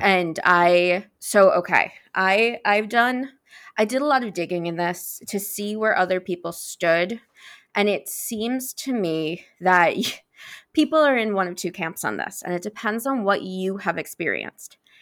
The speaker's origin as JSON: {"language": "English", "region": "New York", "country": "United States", "said": "I'm from New York"}